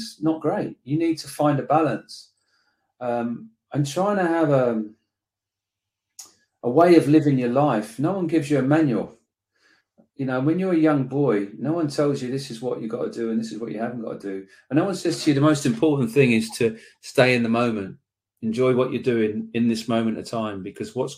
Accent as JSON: {"language": "English", "town": "Slough", "region": "South East England", "country": "United Kingdom", "tie": "born or raised there", "said": "I was born Irish parents in Slough"}